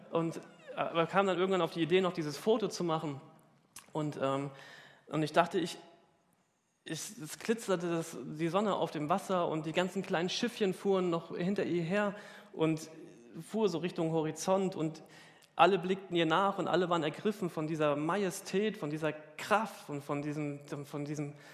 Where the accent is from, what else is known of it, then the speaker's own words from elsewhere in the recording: Hamburg, Germany; Ja, als Hamburger hat man das ja schon oft gesehen.